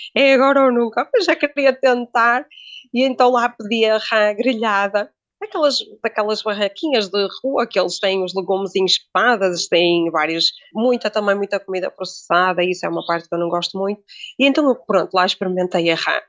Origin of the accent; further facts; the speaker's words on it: Braga, Norte, Portugal; ela é de Braga e eu também sou de Braga